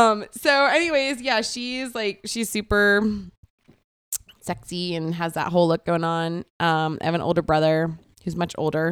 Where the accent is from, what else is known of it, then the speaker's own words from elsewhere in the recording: Florida, United States; also born or lived in Parris Island, South Carolina; I was born on Paris Island.